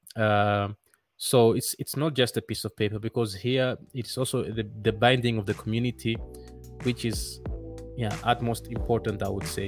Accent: Netherlands; moved away as an adult; now in Rwanda; I grew up in the Netherlands

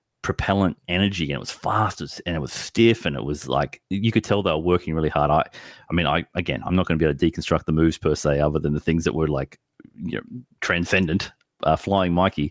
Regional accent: Australia; we look to as Australians

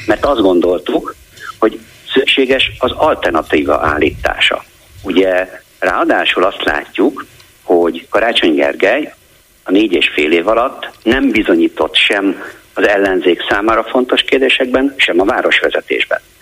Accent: Sopron, Győr-Moson-Sopron, Hungary; born or raised there; first language German; Hungarian is a second language; moved away as an adult; now in Budapest, Hungary

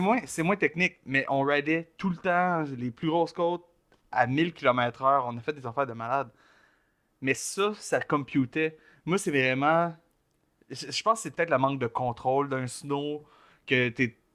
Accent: Joliette, Quebec, Canada; je viens de Joliette, un peu plus, tu rural, dans, dans, le pit de fucking Lanaudière

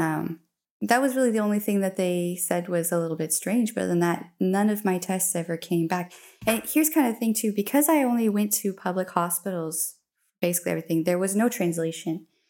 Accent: Colorado, United States; moved away as an adult; now in Dongguan, China; I'm from Colorado, in, uh, obviously U S

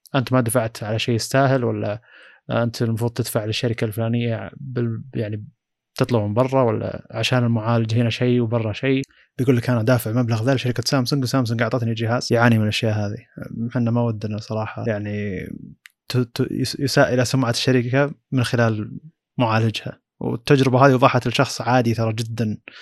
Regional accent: Saudi Arabia; عندنا في السعوديه

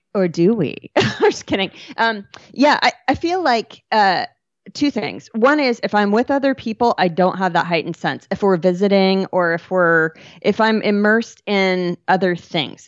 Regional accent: Western Washington, United States; also born or lived in Bellingham, Washington / San Juan Islands, Washington / Marysville, Washington / Seattle, Washington; I grew up in Western Washington

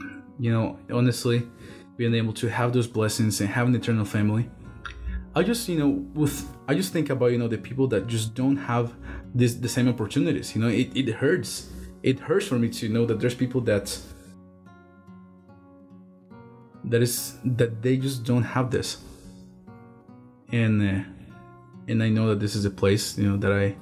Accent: Guatemala City, Guatemala Department, Guatemala; moved away; I am from Guatemala City.

